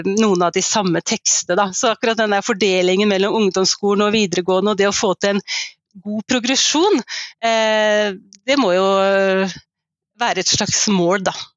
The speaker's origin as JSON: {"language": "Norwegian", "town": "Skien", "region": "Telemark", "country": "Norway", "tie": "born or raised there", "said": "jeg vokste opp i eh, Skien, et par steinkast fra Ibsen Venstøp. Og nå bor jeg i hjembyen min"}